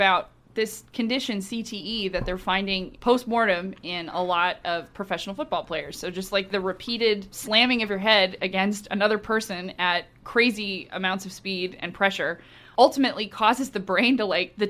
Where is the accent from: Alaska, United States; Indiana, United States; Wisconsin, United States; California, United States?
California, United States; Orange County; I was raised in Orange County.